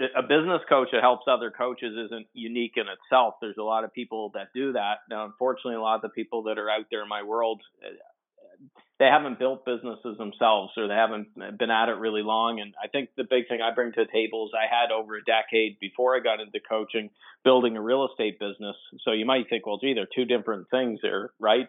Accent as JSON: {"language": "English", "area": "Atlantic Canadian East Coast", "region": "Atlantic Canada", "country": "Canada", "said": "I'm Canadian, so I'm on the Atlantic uh, Canadian East Coast"}